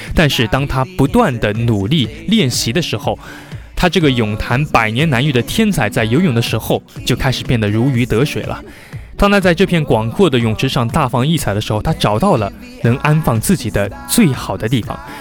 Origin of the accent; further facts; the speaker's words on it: Zhejiang, China; 深为一个浙江人